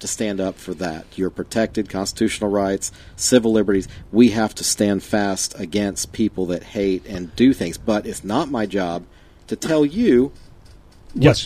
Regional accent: Fayetteville, North Carolina, United States; I say I'm from Fayetteville.

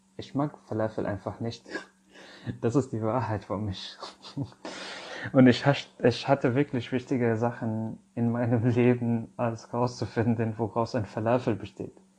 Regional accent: Syria; German is a second language; now in Germany; Also ich komme aus Syrien

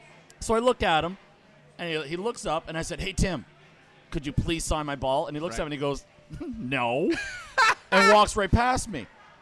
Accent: Ottawa, Ontario, Canada; I'm from Ottawa.

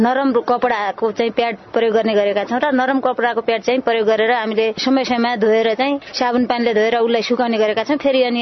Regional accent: Jayaprithvi Municipality, Sudurpashchim Province, Nepal; मेरो घर जयपथी नगरपालिका वडा नम्बर दस

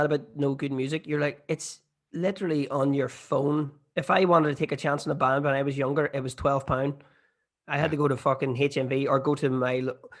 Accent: Ireland; I would be like, I'm from Ireland. And they're like, you don't sound like you're from Ireland.

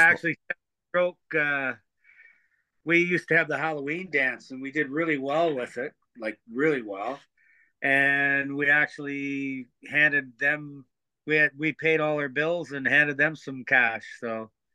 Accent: Teeswater, Ontario, Canada; Craig Lindsay, who I grew up with in Teeswater

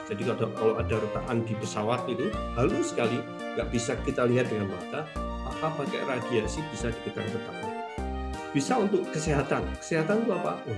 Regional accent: Yogyakarta, Special Region of Yogyakarta, Indonesia; karena saya orang Jogja

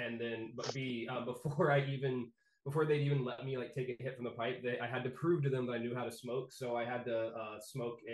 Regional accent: Texas, United States; moved away as an adult; now in Maine, United States; I grew up in Texas

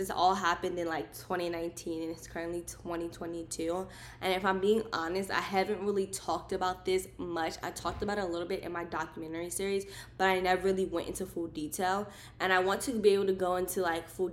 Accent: Maryland, United States; I was born and raised in Maryland, and that's where I lived at the time

